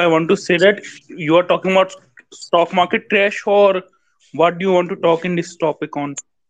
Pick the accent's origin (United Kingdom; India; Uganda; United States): India; I'm from India.